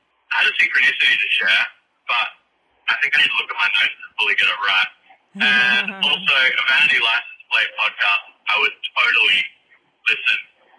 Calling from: Boorloo in Whadjuk Noongar country, Western Australia, Australia; calling from Bula in Wajak.

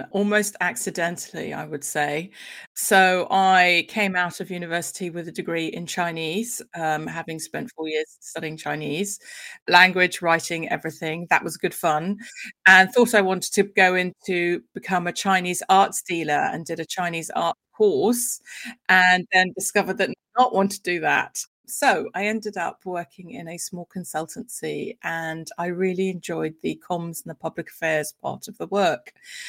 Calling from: London, United Kingdom; I am coming in from West London, so, you know, groovy old London.

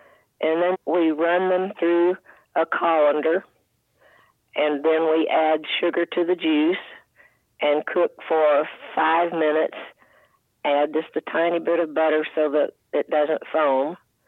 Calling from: Nacogdoches, Texas, United States; Nacogdoches, Texas.

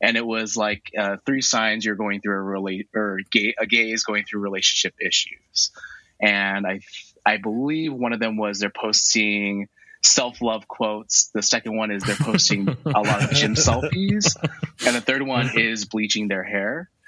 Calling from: San Francisco, California, United States; I'm good. I just finished working out, and I'm joining from San Francisco.

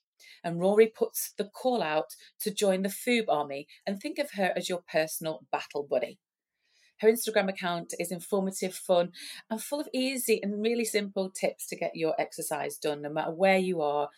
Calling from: New South Wales, Australia; I'm on the east coast of New South Wales.

